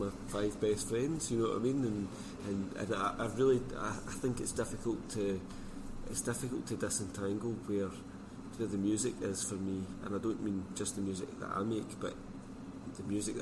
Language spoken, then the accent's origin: English; Scotland, United Kingdom; being Scottish and from a particular part of Scotland.